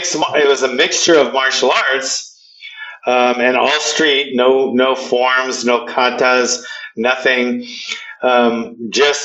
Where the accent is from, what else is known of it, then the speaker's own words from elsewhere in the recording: Hawaii, United States; I'm from Hawaii